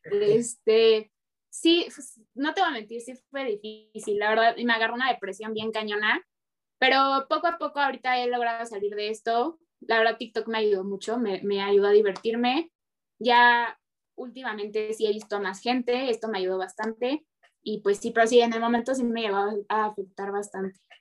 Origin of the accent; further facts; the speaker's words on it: Mexico; sí soy mexicana